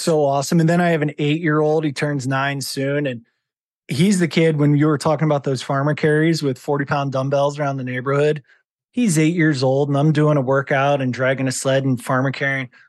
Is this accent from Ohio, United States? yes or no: yes; Howard, Ohio, United States; moved away as an adult; also born or lived in Cleveland, Ohio / northern Idaho; now in Idaho, United States; I grew up in Ohio in a town of population, two hundred and twenty people